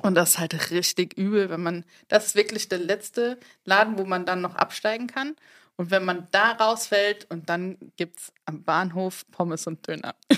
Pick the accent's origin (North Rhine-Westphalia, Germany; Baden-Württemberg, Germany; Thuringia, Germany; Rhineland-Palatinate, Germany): Rhineland-Palatinate, Germany; Mainz; ich komme ja aus Mainz, aus Reuhesse